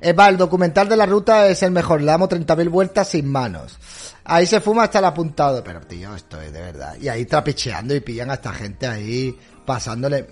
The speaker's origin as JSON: {"language": "Spanish", "town": "Málaga", "region": "Andalusia", "country": "Spain", "said": "Yo no soy catalán, yo soy andaluz, soy malagueño, soy boquerón."}